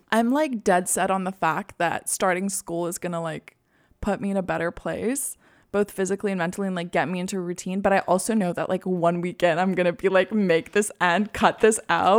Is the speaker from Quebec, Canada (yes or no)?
yes; Quebec, Canada; moved away; I'm, like, fluent 'cause I grew up in Quebec